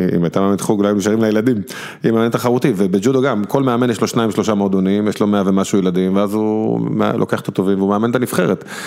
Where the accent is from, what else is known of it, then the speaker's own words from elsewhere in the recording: Bnei Brak, Tel Aviv District, Israel; אני זוכר בתור ילד בפרדס כץ